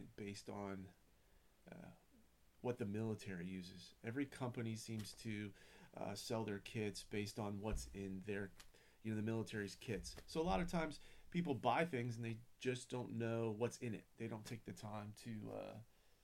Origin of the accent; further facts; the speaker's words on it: Florida, United States; I'm from Florida, born and raised.